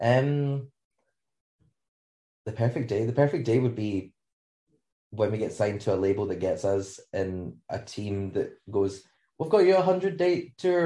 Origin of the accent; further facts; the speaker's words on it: Scotland, United Kingdom; we have beaches, but they're freezing cold